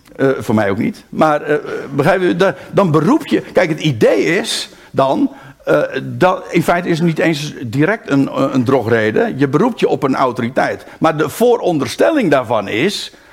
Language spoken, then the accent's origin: Dutch; Aalsmeer, North Holland, Netherlands; also born or lived in Haarlem; now in Rijnsburg, Netherlands; in het eerste geval ben ik daar geboren. Maar ik ben opgegroeid in Aalsmeer en vervolgens ben ik gaan wonen in, in Rijnsburg.